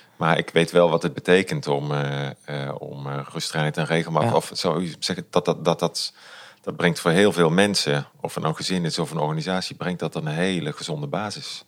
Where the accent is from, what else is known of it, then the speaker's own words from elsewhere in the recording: Limburg, Netherlands; also born or lived in Culemborg; ik ben na een maand of zes ook weer terug verhuisd naar Limburg